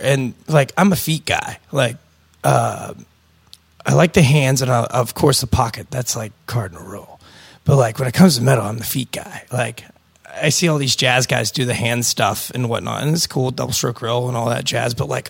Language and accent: English; Pennsylvania, United States; I'm from Westmoreland County.